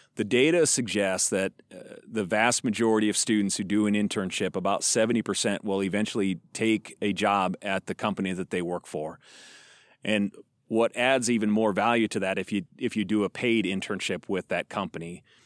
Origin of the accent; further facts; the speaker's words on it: Fort Pierre, South Dakota, United States; now in Chadron, United States; I grew up in a small town in South Dakota. Um, uh, most of the time I refer to, I'd say that I'm from Pier, but actually I've, just across the river is a smaller town called Fort Pier.